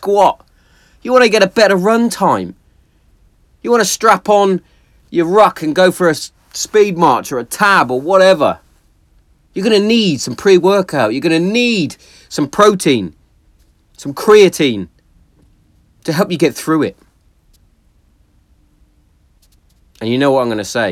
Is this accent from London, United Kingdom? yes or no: no; Hereford, West Midlands, United Kingdom; my hometown of Hereford